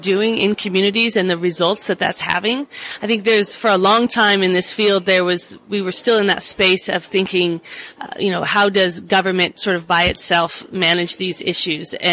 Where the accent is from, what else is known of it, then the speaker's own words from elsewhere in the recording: Oregon, United States; I'm from Oregon